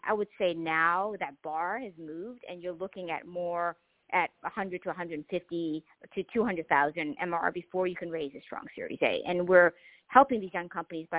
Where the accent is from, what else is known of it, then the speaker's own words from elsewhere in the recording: Boston, Massachusetts, United States; also born or lived in Mozambique; I came over as a refugee. I grew up in the housing projects in Boston.